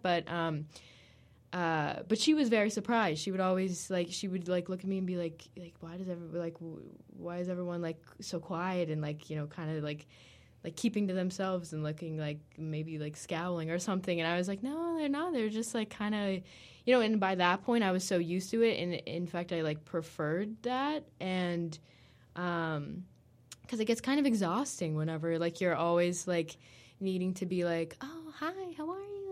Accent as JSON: {"language": "English", "country": "United States", "said": "we're both American"}